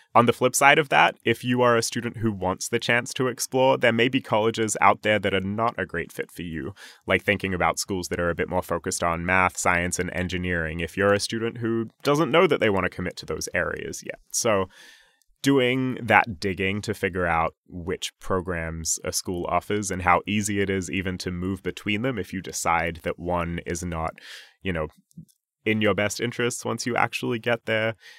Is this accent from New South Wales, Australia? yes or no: yes; Sydney, New South Wales, Australia; moved away as an adult; now in New York, United States; I grew up in Sydney, Australia, born and raised